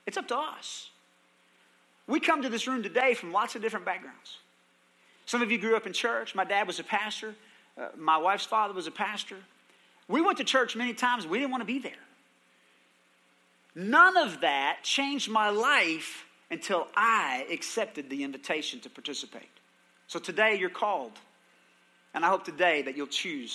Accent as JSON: {"language": "English", "town": "Palo Pinto", "region": "Texas", "country": "United States", "tie": "born or raised there", "said": "I grew up in Palo Pinto where you didn't wait for an invitation"}